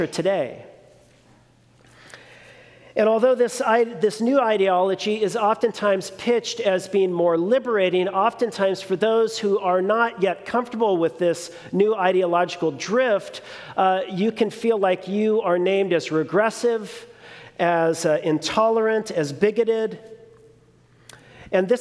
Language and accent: English; Long Beach, California, United States; also born or lived in New Mexico; I was born and raised in one of the most progressive cities in California, Long Beach